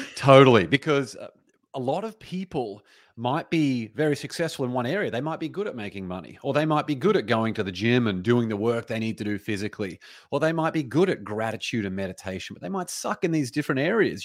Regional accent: Australia; now in United States; as an Australian, even though I live in America now

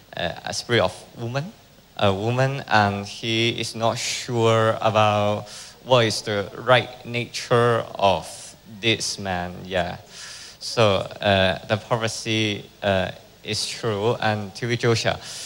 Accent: Hong Kong; I come from Hong Kong

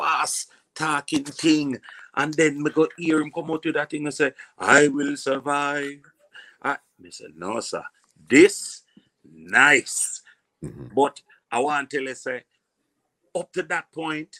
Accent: Kingston, Jamaica; also born or lived in Portmore, Jamaica / Red Hills, Jamaica; I was born in Concrete Jungle, Jonestown, and then I move up further to the top of Jungle, which was Havana.

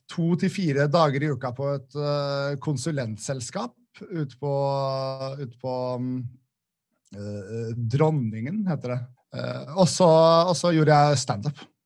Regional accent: Nesodden, Akershus, Norway; moved away as an adult; also born or lived in Oslo / Volda; Jeg bodde i Oslo da, men jeg, jeg kommer egentlig fra Nesodden

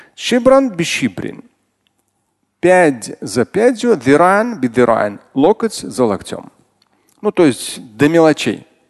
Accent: Moscow, Russia; родился, и вырос в Москве

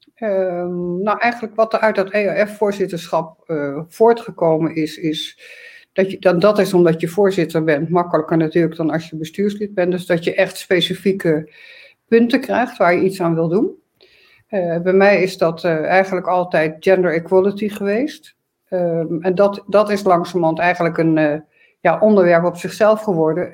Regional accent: Arnhem, Gelderland, Netherlands; also born or lived in Groningen; ik ben in Arnhem geboren, heb in Groningen gestudeerd.

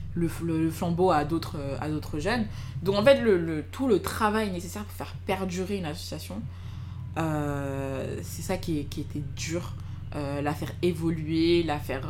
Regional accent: Clichy-sous-Bois, Île-de-France, France; also born or lived in Fosses; j'ai grandi à Clichy-sous-Bois

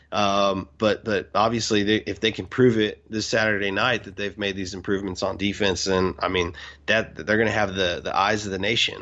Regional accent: Houston, Texas, United States; I'm from Houston

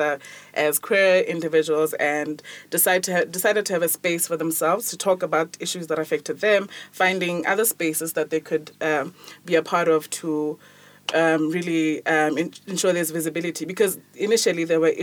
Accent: Botswana; I'm from Botswana

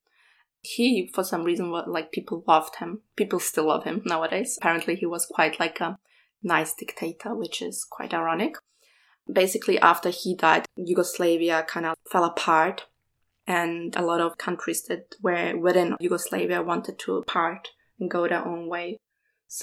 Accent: Vienna, Austria; I was born in Vienna after we fled from the war to Austria in 93

